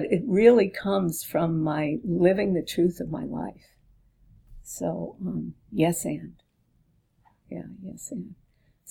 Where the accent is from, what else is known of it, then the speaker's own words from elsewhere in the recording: East Coast, United States; now in California, United States; I was from the East Coast